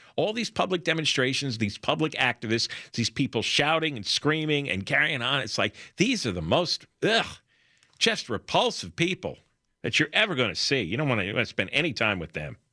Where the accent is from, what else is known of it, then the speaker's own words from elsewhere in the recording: New Jersey, United States; I grew up in New Jersey